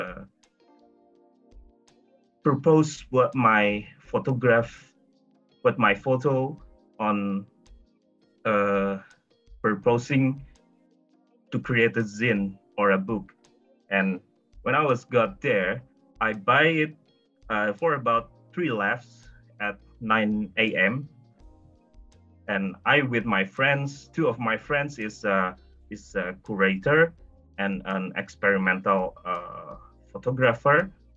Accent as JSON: {"language": "English", "country": "Indonesia", "said": "I'm from Indonesia"}